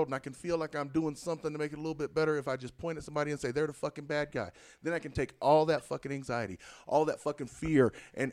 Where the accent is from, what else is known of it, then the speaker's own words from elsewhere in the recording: McColl, South Carolina, United States; I'm from McCall